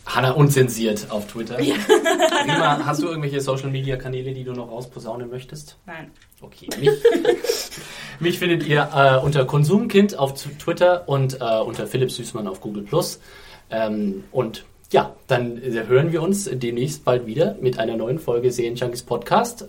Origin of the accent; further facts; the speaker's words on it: Germany; bei uns in Deutschland